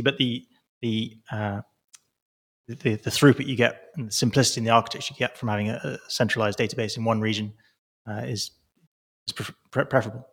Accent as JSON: {"language": "English", "town": "Milton Keynes", "region": "South East England", "country": "United Kingdom", "tie": "born or raised there", "moved": "yes", "said": "that's where I'm from. This is my hometown. I was born about a mile up, up the road from he, where, where, where I'm stood"}